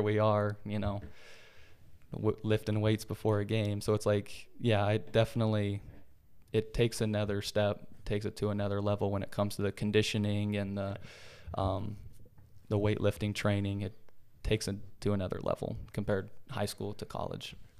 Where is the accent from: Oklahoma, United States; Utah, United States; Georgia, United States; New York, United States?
Utah, United States; moved away as an adult; also born or lived in Oregon; going from Utah, born and raised in Utah my whole life, then going to Oregon